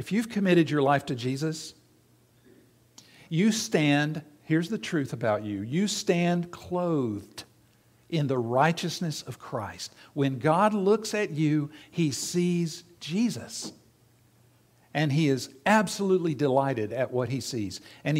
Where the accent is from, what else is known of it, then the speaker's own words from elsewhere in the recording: South Carolina, United States; my dad owned and operated a radio station in the town that I grew up in South Carolina.